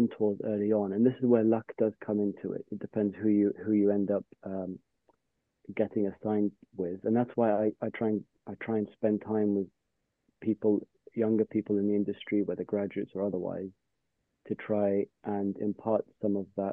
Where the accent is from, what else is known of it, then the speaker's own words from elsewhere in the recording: London, United Kingdom; growing up in London, I had access to the railway as a primary means of getting around.